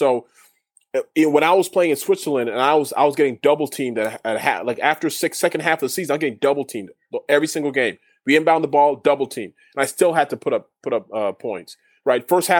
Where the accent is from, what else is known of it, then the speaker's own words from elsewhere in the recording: Canada; I understood what he was saying in French because I'm Canadian. I learned French.